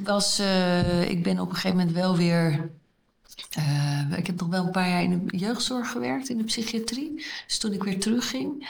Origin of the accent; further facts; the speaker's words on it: Groningen, Netherlands; waar ik vandaan kom uit een familie in Groningen